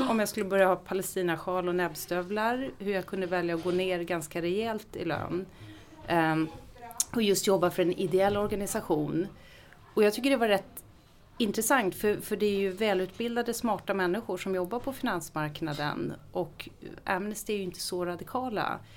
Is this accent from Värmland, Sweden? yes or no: no; Ekerö, Stockholm County, Sweden; also born or lived in Visby; now in Gustavsberg, Sweden; Jag har bott på Ekerö i mina första 20 år, bodde jag på Ekerö